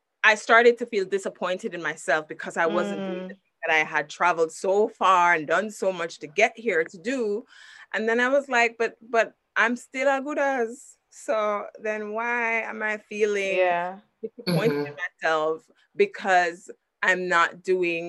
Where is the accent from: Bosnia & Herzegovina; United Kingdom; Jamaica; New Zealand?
Jamaica; I'm inherently Jamaican. Like, I'm Jamaican deep into my marrow